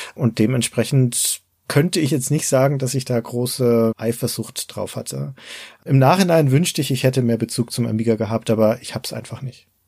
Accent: Nuremberg, Bavaria, Germany; hier bei uns in Nürnberg

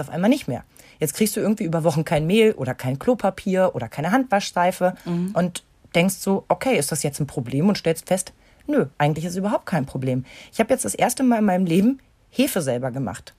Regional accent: East Germany, Germany; ich bin ja noch gebürtig aus der DDR.

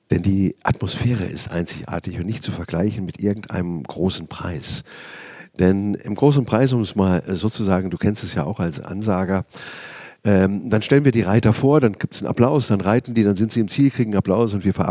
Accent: Schlüchtern, Hesse, Germany; Äh, ja, das stimmt. Ähm, ich bin auch ein waschechter Hesse. Man hört es nur nicht, wenn ich normal schwätze

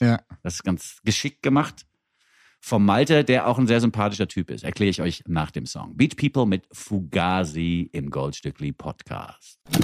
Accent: Frankfurt am Main, Hesse, Germany; moved away; Mir als Frankfurter

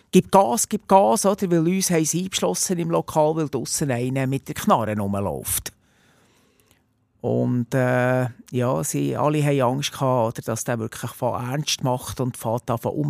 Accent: Netherlands; Wobei, jetzt, wo ich, also als, als, Holländer habe ich ja Belgien nicht gern.

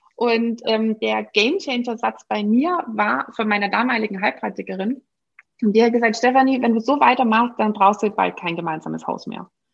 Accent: Swabia, Germany; bin ich ja noch gebürtige Schwäbin

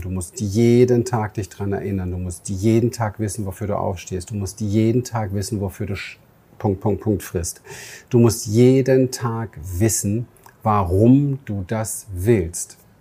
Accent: Berlin, Germany; moved away; meine Kindheit im Berliner Hinterhof

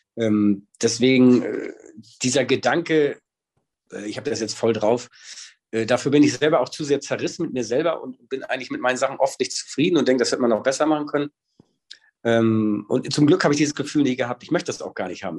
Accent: Hamburg, Germany; ich bin auch ein richtiger Hamburger, aber ich bin sogar in Hamburg St. Georg geboren

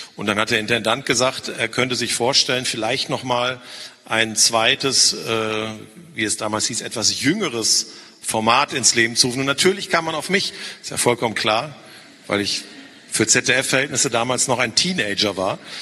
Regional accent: North Rhine-Westphalia, Germany; sage ich als Ostwestfale

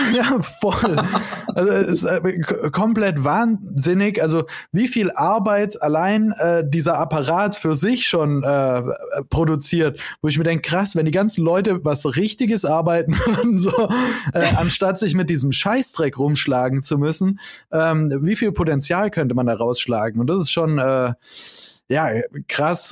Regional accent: Konstanz, Baden-Württemberg, Germany; now in Stuttgart, Germany; ich komme aus Konstanz, wohne in Stuttgart

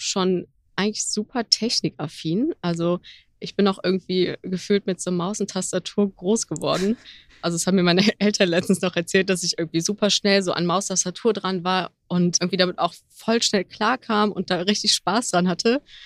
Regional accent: Mönchengladbach, North Rhine-Westphalia, Germany; moved away as an adult; also born or lived in Düsseldorf; now in Cologne, Germany; komme gebürtig aus dem Rheinland, eigentlich aus Mönchengladbach sogar, wohne jetzt seit ein paar Jahren in Köln

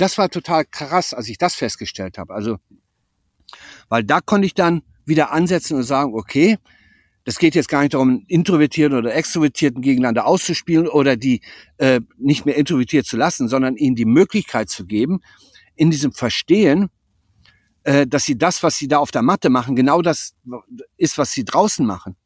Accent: Germany; moved away as an adult; also born or lived in Lübeck; Hier habe ich 18 Jahre gelebt, dann bin ich vor bin ich vor knapp 40 Jahren an die Ostsee gewechselt und bin jetzt wieder zurück

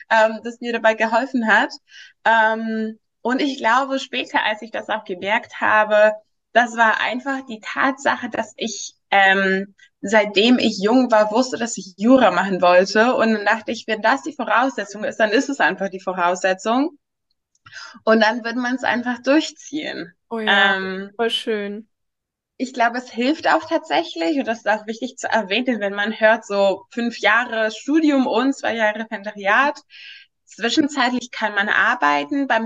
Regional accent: Greece; moved away as an adult; now in Berlin, Germany; ich, ich komme aus Griechenland und ich dachte, als ich gezogen, nach äh, Berlin gezogen bin, dachte ich auch, ja, das wäre ganz normal Bachelor Masters

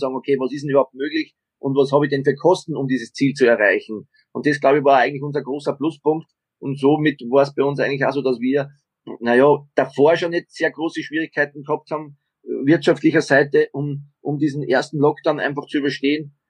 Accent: Austria; now in Garching, Germany; bei uns in Österreich

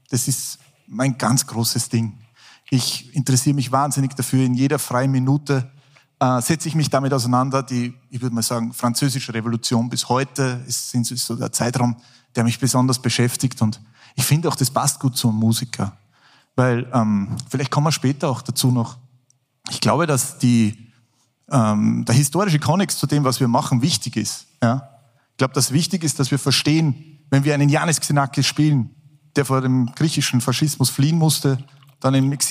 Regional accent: Salzburg, Austria; bin ja Salzburger, bin in Salzburg geboren.

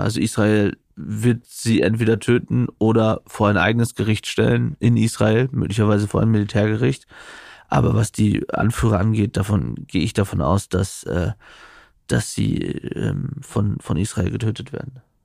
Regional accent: East Frisia, Lower Saxony, Germany; moved away; als ich als Jugendlicher in Ostfriesland aufgewachsen bin

